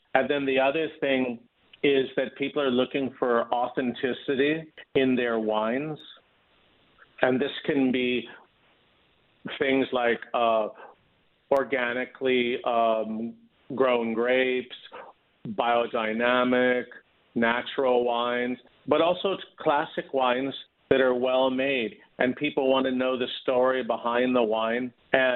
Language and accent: English; Los Angeles, California, United States; also born or lived in Newport Beach, California / Utah / Wisconsin; I was born and raised in Los Angeles and actually in Hancock Park, and then moved as a teenager to Newport Beach